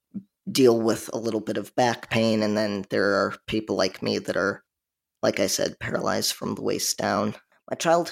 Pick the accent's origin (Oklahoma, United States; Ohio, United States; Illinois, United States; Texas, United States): Illinois, United States; Chicagoland suburbs; now in South Carolina, United States; I live in South Carolina, but I'm originally from the Chicagoland suburbs.